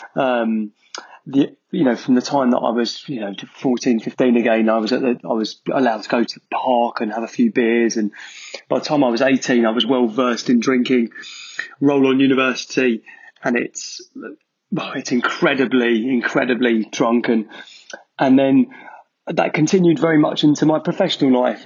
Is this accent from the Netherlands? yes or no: no; Essex, East of England, United Kingdom; moved away as an adult; also born or lived in Manchester; I grew up in Essex